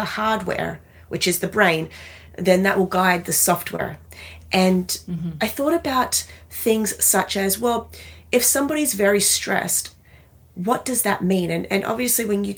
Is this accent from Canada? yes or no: no; Australia; now in New York City, United States; I'm Australian. I live in New York City now